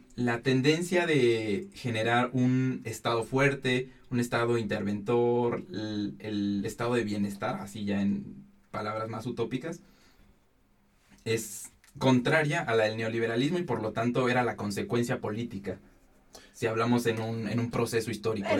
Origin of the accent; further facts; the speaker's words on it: Mexico; somos mexicanos